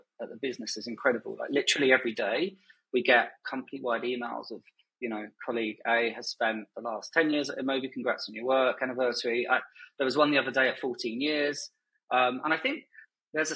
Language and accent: English; Kent, South East England, United Kingdom; moved away as an adult; also born or lived in London, United Kingdom; now in Dubai, United Arab Emirates; I am originally born and bred in Kent in the UK.